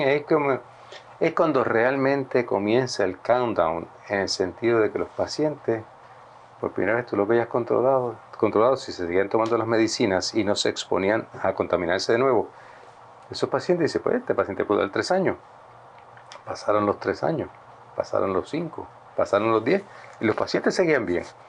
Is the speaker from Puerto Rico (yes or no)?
yes; Puerto Rico; un buen amigo mío, que se nos criamos juntos, eh, en Flower Park, en Atorrey.